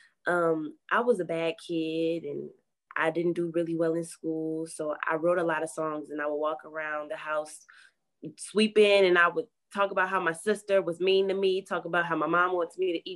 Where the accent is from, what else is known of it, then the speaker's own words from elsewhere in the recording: Milwaukee, Wisconsin, United States; I was born and raised in the heart of Milwaukee